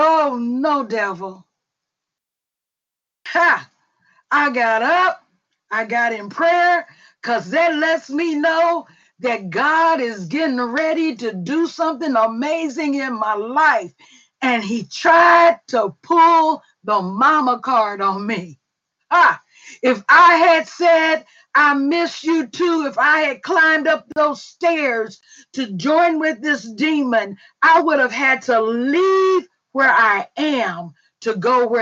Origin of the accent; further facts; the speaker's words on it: Mississippi, United States; we were raised like sisters in Mississippi.